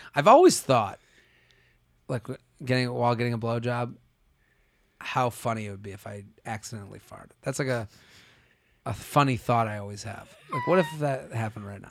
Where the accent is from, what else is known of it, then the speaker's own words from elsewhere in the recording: Boston, Massachusetts, United States; moved away as an adult; also born or lived in Pennsylvania; I'm from Boston